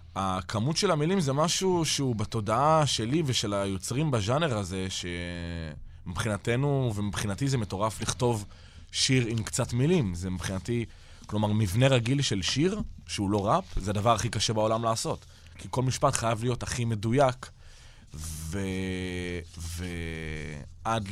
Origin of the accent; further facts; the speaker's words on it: Israel; אנחנו ישראלים אחרי הכל